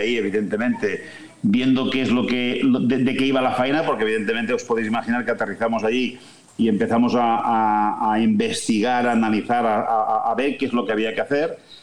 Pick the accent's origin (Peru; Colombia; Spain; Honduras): Spain; Vic, Catalonia; yo soy nacido en Vic, tierra de rallies